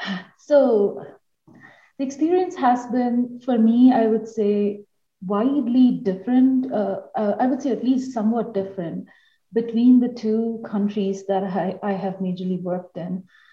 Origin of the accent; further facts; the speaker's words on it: Eastern India, West Bengal, India; moved away as an adult; also born or lived in Delhi, India / Wisconsin, United States / Pennsylvania, United States; now in North Alabama, United States; I come from Eastern India, from the state of West Bengal, and that was where my schooling was.